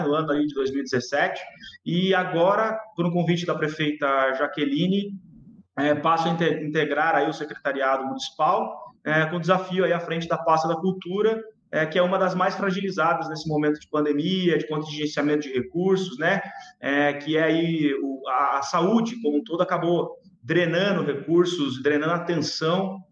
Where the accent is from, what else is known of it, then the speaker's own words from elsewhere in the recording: Sorocaba, São Paulo, Brazil; sou sorocabano